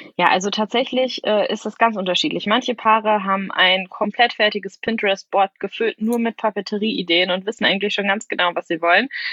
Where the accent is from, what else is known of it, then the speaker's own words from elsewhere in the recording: Sauerland, North Rhine-Westphalia, Germany; moved away; ich komme zum Beispiel ursprünglich aus dem Sauerland